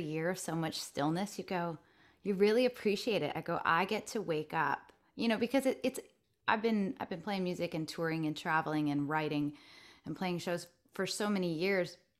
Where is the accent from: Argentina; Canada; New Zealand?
Canada; Stratford, Ontario; moved away as an adult; now in Nashville, United States; I'm born and raised in Ontario, Canada.